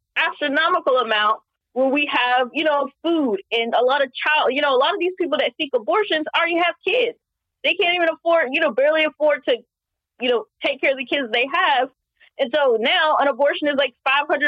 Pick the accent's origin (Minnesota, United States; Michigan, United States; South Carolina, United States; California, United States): South Carolina, United States; my home state of South Carolina